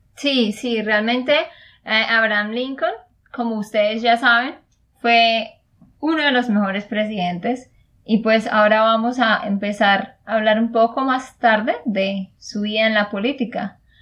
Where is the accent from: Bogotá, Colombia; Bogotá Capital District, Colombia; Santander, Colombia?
Santander, Colombia; de Santander, Colombia